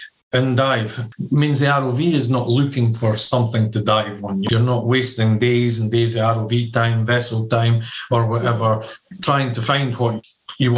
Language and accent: English; Scotland, United Kingdom; moved away; also born or lived in United States / Singapore; I'm from Scotland. I've lived in America. I've lived in Singapore